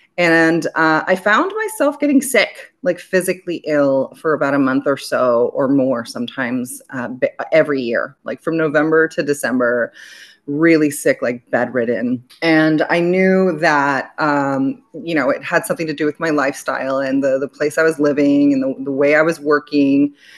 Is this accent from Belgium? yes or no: yes; Belgium; also born or lived in United States; I was born in America, I was raised in Belgium, but I'm half Greek and all of my father's family is in Greece.